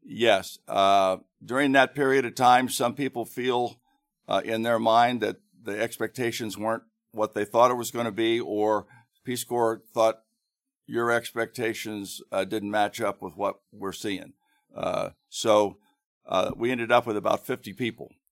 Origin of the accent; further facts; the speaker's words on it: Grandview, Ohio, United States; also born or lived in Thailand; now in Hilliard, United States; When I was growing up in Grandview, um, and was in high school